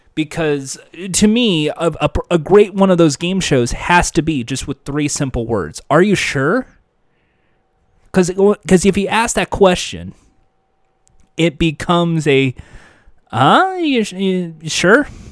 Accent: United States; I'm an American. Proud to be an American

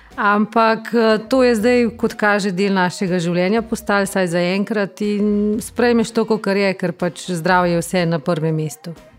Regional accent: Bistrica pri Tržiču, Upper Carniola, Slovenia; moved away as an adult; now in Belgrade, Serbia; sem iz Bistrice pri Tržiču

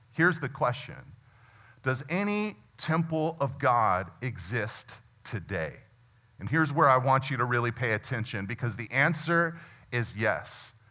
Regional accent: United States; as American Christians

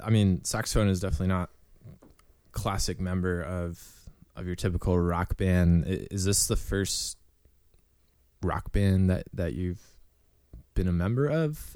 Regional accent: Northeast Ohio, United States; we're guys from Northeast

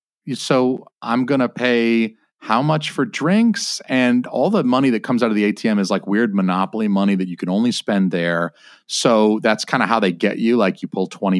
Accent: Georgia, United States; I'm from Georgia

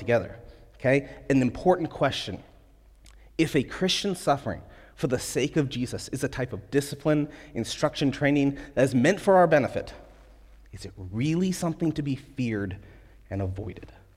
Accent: United States; as American believers

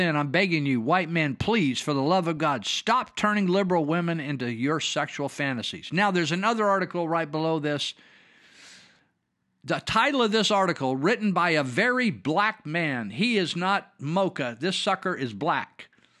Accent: Los Angeles, California, United States; As a black kid and wannabe thug growing up in Los Angeles, I knew some great Asian people.

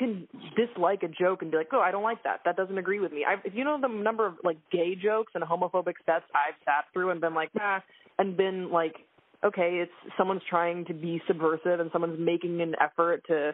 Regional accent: Belgium; now in United States; I was raised in Belgium, and I identify as a Belgian-American

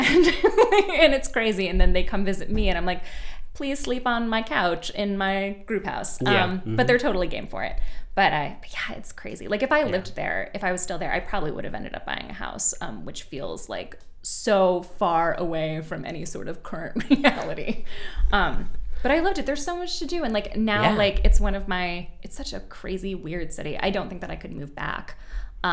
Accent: New England, United States; moved away as an adult; also born or lived in Pittsburgh / Houston; born and raised like uppity progressive New Englander

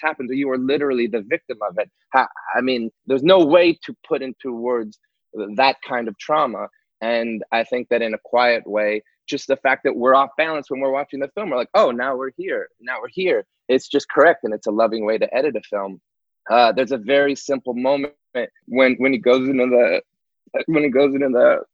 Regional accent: Montreal, Quebec, Canada; I'm from Montreal as well.

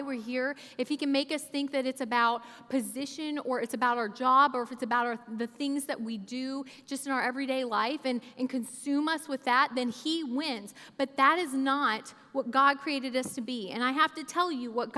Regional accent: Oklahoma, United States; moved away as an adult; now in Kentucky, United States; I grew up in Oklahoma from ages 8 to 18, so I claim Oklahoma. I've lived in places

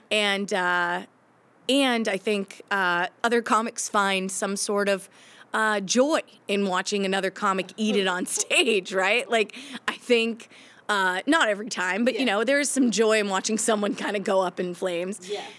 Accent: Maine, United States; moved away as an adult; also born or lived in Boston area; now in Boston, United States; So I've lived here for 17 years, I think, and I grew up in Maine. In so Maine. I'm a Mainer

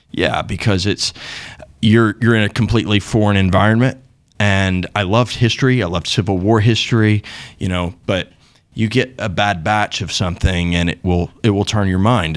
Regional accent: Tumbling Shoals, Arkansas, United States; moved away as an adult; now in London, United Kingdom; I grew up in a place called Tumbling Shoals, Arkansas, in the Greer's Ferry Lake, uh, area, that's sort of north central

